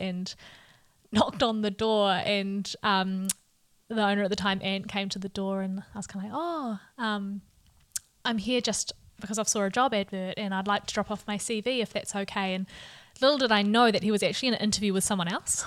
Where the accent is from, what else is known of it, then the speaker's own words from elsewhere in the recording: Hamilton, Waikato, New Zealand; I'm born and bred in Hamilton and have live here at the moment